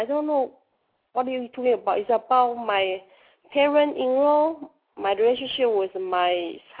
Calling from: Dallas, Texas, United States; I'm calling from Dallas, Texas.

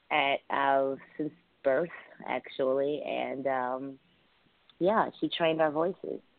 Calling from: Los Angeles, California, United States; I'm calling from Los Angeles, California.

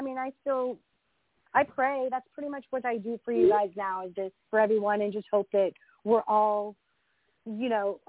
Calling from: Northern California, United States; I'm calling from California, Northern California.

